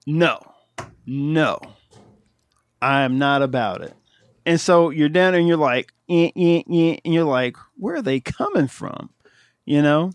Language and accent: English; Ohio, United States; I'm from Ohio